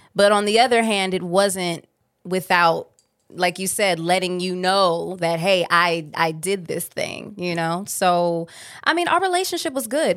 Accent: Cleveland, Ohio, United States; I'm from Cleveland, Ohio

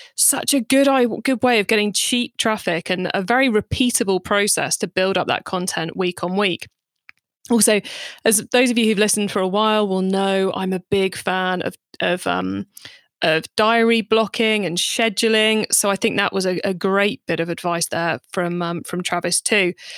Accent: United Kingdom; I'm British

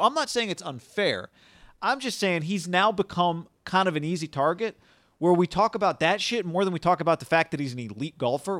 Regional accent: Colorado, United States; Yeah, hey, I'm from Colorado. We got a road trip.

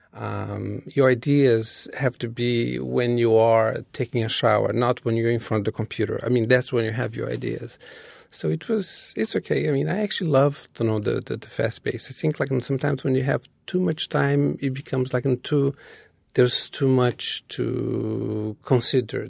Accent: Rio de Janeiro, Brazil; English is a second language; moved away as an adult; now in New York City, United States; when I was growing up in Brazil

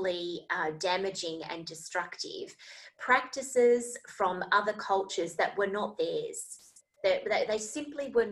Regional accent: Australia; Australia, where I am from

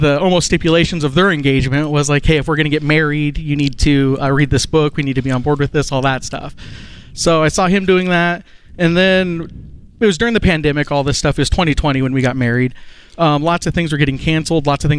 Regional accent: Montana, United States; now in Oklahoma City, United States; No, I'm from Montana.

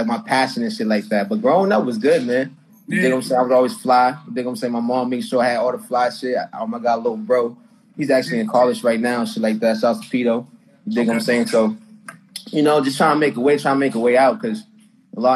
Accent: Boston, Massachusetts, United States; I'm from Boston, Mass

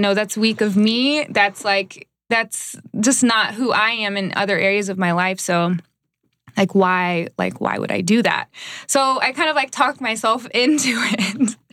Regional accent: Dallas, Texas, United States; moved away as an adult; also born or lived in Iowa; now in Los Angeles, United States; I'm originally from Dallas.

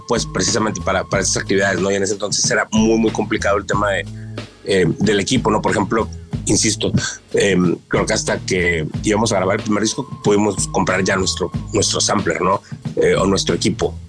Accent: northern Mexico, Mexico; la escena acá en, en, el norte

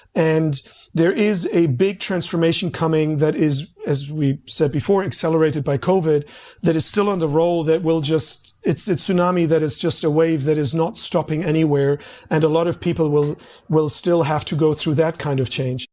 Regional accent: Berlin, Germany; moved away as an adult; now in Australia; I grew up in East Germany and the communist side

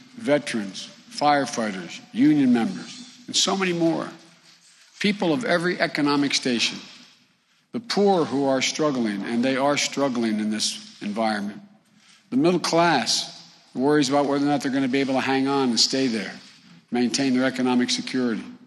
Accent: Claymont, Delaware, United States; high school educated folks like the ones I grew up with in Claymont, not far from here, in my old neighborhood

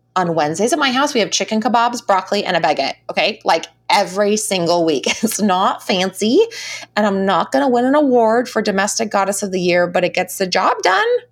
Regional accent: United States; we all wear as American women

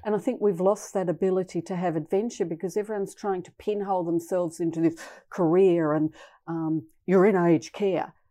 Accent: west coast of Tasmania, Australia; I grew up on the west coast of Tasmania

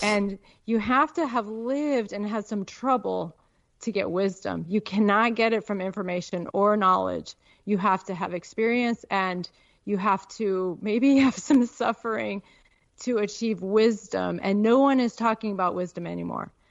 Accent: Peoria, Illinois, United States; moved away as an adult; also born or lived in Chicago, Illinois / Alaska; now in Nevada, United States; I was born in Chicago. I grew up in Peoria, and uh, then I went to college on the East Coast

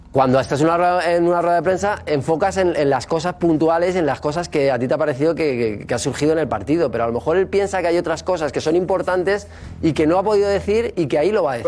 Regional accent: Spain; Como todo español

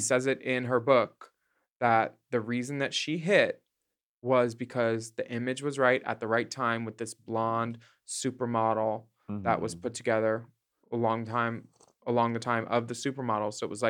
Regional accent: Australia; as an Australian, like

